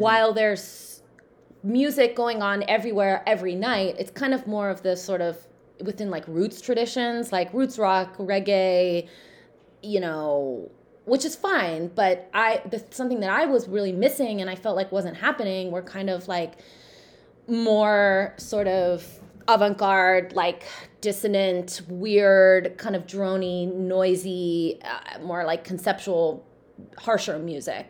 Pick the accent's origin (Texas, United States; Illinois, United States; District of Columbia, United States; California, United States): California, United States; Southern; growing up in Southern California